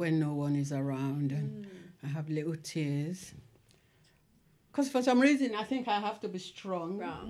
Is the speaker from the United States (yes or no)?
no; Nigeria; moved away; I was born in Nigeria, but I've been here for a while with my hubby and my children.